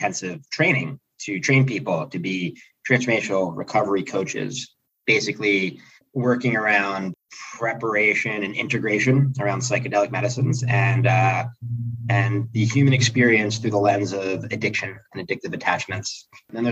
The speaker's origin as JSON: {"language": "English", "town": "Philadelphia", "region": "Pennsylvania", "country": "United States", "also_born_or_lived": "Southern Florida", "moved": "as an adult", "lives_now": "San Diego, United States", "said": "I'm originally from Philadelphia"}